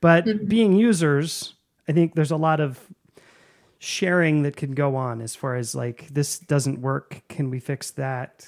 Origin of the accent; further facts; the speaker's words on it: United States; being an American